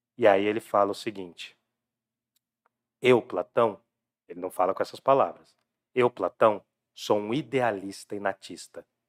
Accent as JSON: {"language": "Portuguese", "town": "Jundiaí", "region": "São Paulo", "country": "Brazil", "said": "o lado esquecido de Jundiaí. Lá do lado do SECAP para lá, né? Que era o lado de onde eu vim também."}